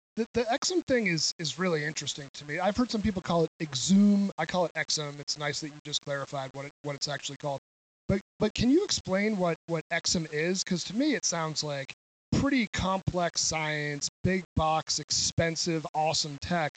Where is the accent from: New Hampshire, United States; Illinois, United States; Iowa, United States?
New Hampshire, United States; I'm from New Hampshire